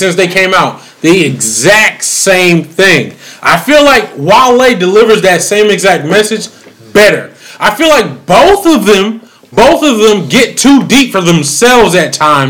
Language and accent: English; Massachusetts, United States; I was raised in Massachusetts